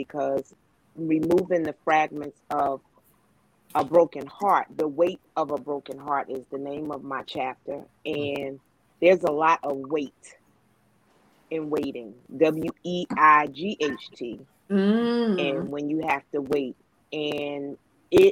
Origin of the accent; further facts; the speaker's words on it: North New Jersey, United States; now in Suffolk, United States; I currently reside in Suffolk, Virginia. I'm originally from North New Jersey